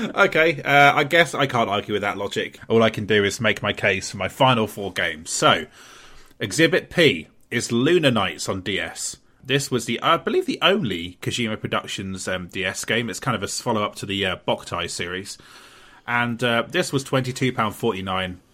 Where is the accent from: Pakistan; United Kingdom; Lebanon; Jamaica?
United Kingdom; Portsmouth, South East England; my hometown of Portsmouth